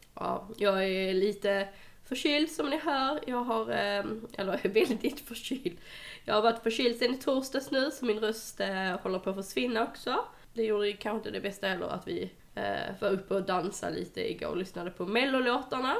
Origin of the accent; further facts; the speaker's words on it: Skåne, Sweden; jag är skåning